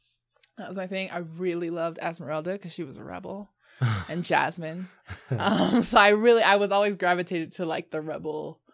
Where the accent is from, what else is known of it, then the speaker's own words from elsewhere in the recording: United States; And I'm American